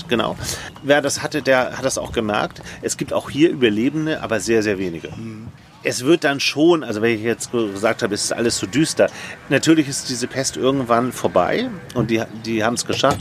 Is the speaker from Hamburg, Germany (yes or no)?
yes; Hamburg, Germany; ich bin in Hamburg aufgewachsen.